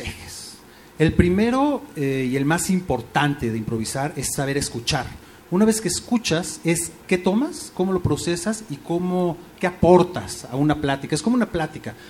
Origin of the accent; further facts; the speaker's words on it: Mexico; me considero mexicano 100%